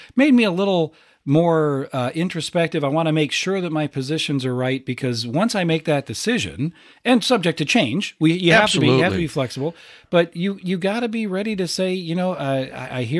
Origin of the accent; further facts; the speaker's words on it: Rock Island, Illinois, United States; You and I are both local kids. I grew up in Rock Island